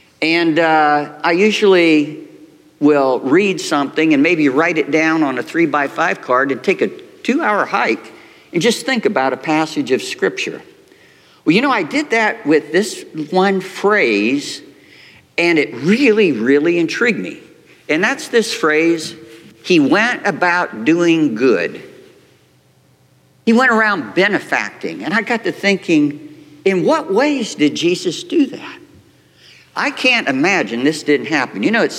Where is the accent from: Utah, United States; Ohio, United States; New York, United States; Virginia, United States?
Ohio, United States; Lima; moved away; my wife and I both had, we're from Lima, Ohio. That's 3 hours from here.